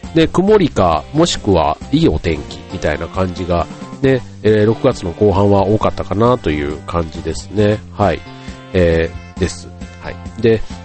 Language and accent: Japanese; Kansai, Japan; 僕も関西人